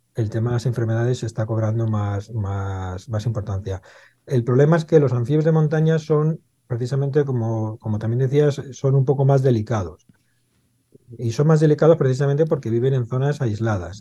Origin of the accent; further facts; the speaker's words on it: Madrid, Community of Madrid, Spain; yo soy de Madrid, nací en Madrid, en Carabanchel